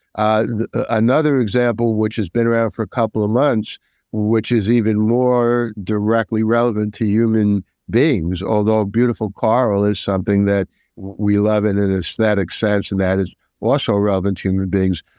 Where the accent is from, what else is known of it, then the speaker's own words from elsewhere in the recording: New York, United States; I'm a New Yorker